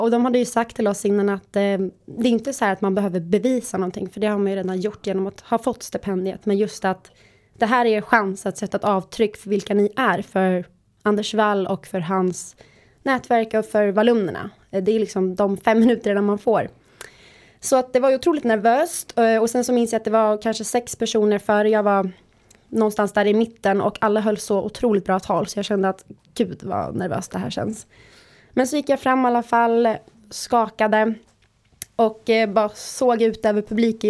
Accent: Visby, Gotland, Sweden; jag är från Gotland, från Visby, har bott där hela mitt liv

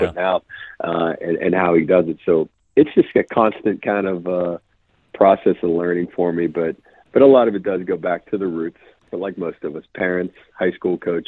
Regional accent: Western Pennsylvania, United States; moved away; I grew up in Western PA too

